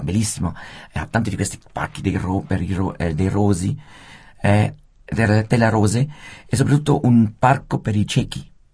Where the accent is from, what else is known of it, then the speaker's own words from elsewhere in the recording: Rapperswil, Switzerland; io sono nato a Rappersville